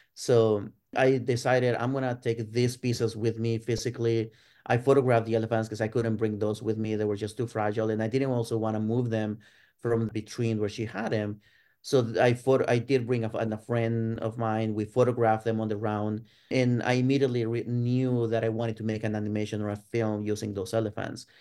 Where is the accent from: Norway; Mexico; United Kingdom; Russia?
Mexico; Ciudad Juárez, Chihuahua; moved away as an adult; now in United States; I was born and raised in Ciudad Juarez, uh, which is on the border with El Paso, Texas, in the Mexican side